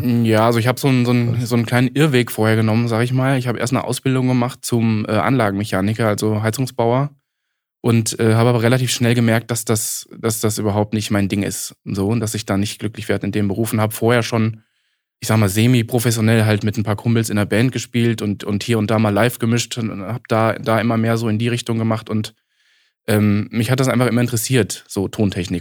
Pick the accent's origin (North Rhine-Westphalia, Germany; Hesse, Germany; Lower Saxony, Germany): Hesse, Germany; Giessen; also born or lived in Kassel; also ich komme so aus, aus der Gießener Ecke, Gießen-Marburg.